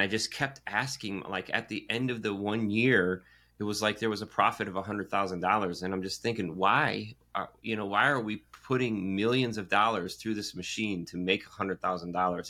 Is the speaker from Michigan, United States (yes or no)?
yes; Michigan, United States; now in Carolinas, United States; growing up in Michigan